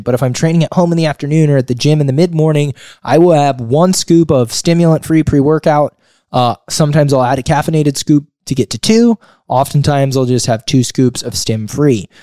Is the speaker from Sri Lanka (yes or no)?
no; Sonora, California, United States; also born or lived in Sonoma County, California; I was born and raised here. I grew up in a small mountain town, a rural community known as Sonora.